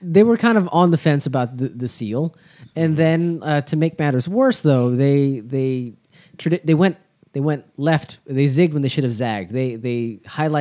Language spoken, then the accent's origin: English; Arlington, United States; growing up in Arlington